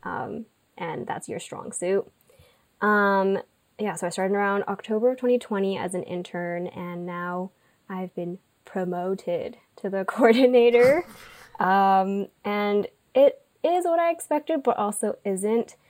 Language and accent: English; Irvine, California, United States; I grew up, um, like Janet, in Orange County. So I'm from Irvine